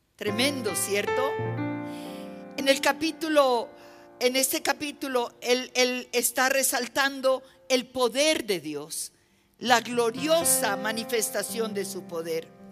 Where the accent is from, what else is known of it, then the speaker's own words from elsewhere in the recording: Nariño, Colombia; En mi país hay una zona del país que, es al, departamento que yo pertenezco, ¿no? Nosotros somos costa